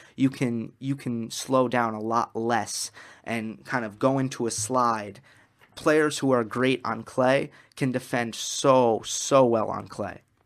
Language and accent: English; New York, United States; I'm from New York